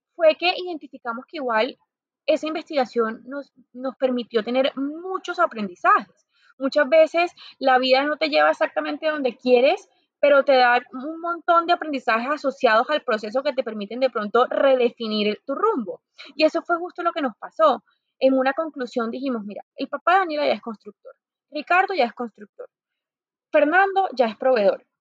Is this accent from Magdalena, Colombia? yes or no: yes; Santa Marta, Magdalena, Colombia; moved away as an adult; also born or lived in Bogotá, Colombia / Barcelona, Spain / Madrid, Spain; Soy Samaria, como, como lo mencionas, eso me hace ser una mujer muy tropical